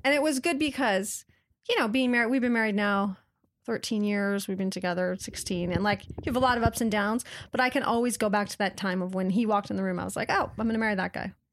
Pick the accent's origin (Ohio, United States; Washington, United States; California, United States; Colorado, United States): Washington, United States; Waitsburg; I grew up in a little town in Washington State, actually called Waitsburg